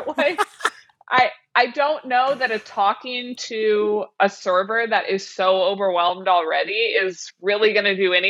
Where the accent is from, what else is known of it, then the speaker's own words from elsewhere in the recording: Kansas City, Missouri, United States; I'm from Kansas City, Missouri